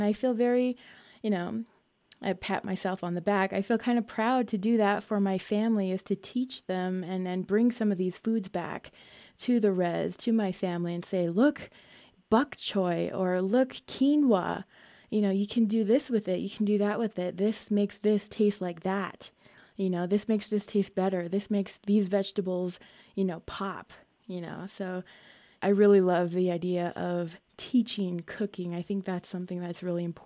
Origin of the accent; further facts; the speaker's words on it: United States; moved away; Growing up on the Navajo Nation